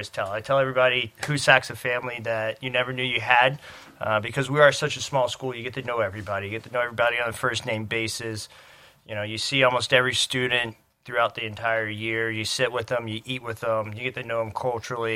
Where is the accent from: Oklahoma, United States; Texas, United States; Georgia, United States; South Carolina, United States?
South Carolina, United States; Charleston; moved away; I'm from Charleston, South Carolina.